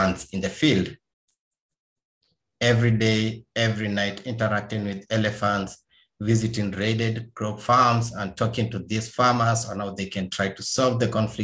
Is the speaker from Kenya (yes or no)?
yes; eastern Kenya, Kenya; I'm Kenyan, born in Eastern Kenya